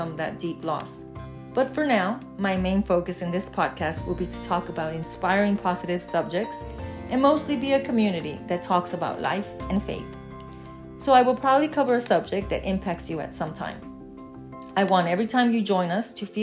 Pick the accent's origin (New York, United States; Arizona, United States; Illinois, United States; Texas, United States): Texas, United States; also born or lived in Mexico / Charlotte, North Carolina; I was born in Mexico. I've lived in Texas since I was a child, so I consider Texas to be my home